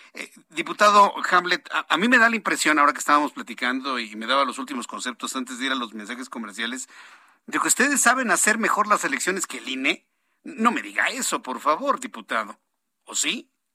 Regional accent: Mexico; Nosotros somos mexicanos

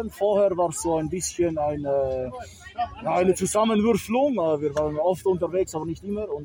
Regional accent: Switzerland; wir sind sehr weit aus dem, aus dem Süden, wir sind aus der Schweiz

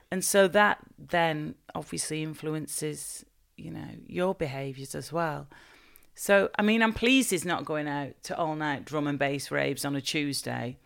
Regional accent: Bolton, North West England, United Kingdom; I was born and raised in in Bolton

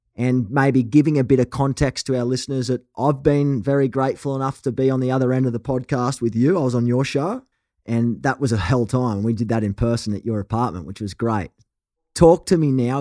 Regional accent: Australia; accent: Aussie; now in Los Angeles, United States; my token Aussie accent

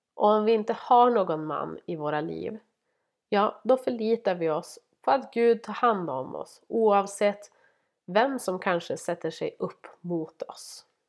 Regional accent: Norrland, Sweden; jag är norrlänning

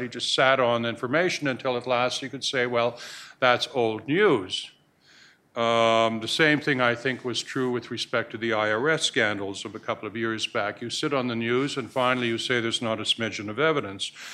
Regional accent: Canada; now in United States; I'm a Canadian

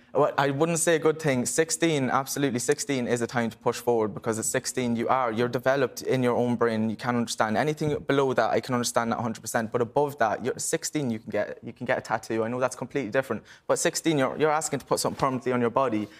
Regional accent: Ireland; growing up in Ireland

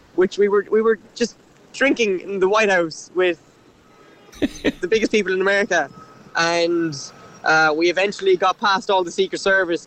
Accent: Cork, Munster, Ireland; I'm from Cork

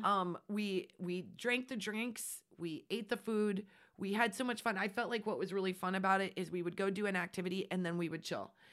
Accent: Nebraska, United States; We are from Nebraska. We are from flat and open spaces

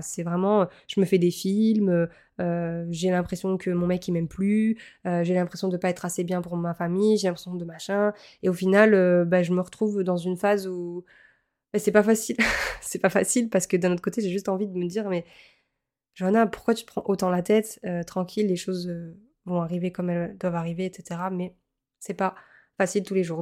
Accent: Montpellier, Occitania, France; moved away as an adult; also born or lived in Lille; à la base, je suis originaire de Montpellier

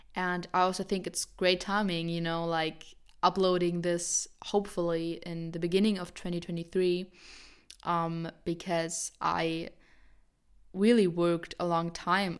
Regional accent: Germany; I'm seventeen, I'm from Germany

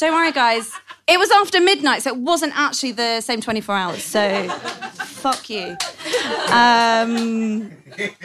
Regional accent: London, United Kingdom; I'm from London

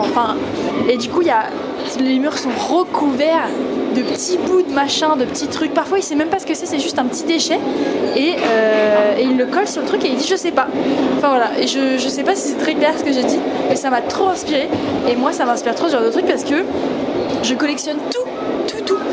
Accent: France; je suis française

